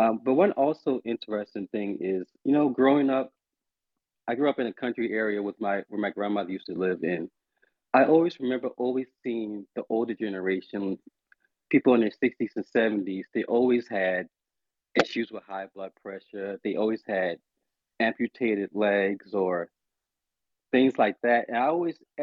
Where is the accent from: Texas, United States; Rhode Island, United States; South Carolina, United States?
South Carolina, United States; Charleston; I am calling from Charleston, South Carolina, where I'm from